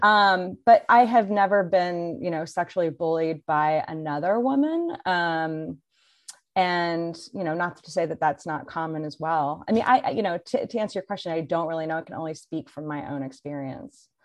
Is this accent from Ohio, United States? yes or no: no; Indiana, United States; moved away as an adult; also born or lived in San Francisco, California; my hometown